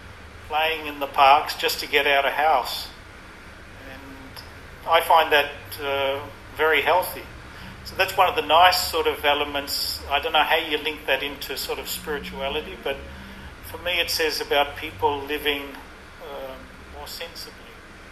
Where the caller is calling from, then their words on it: Fitzroy, Victoria, Australia; I'm speaking from Fitzroy.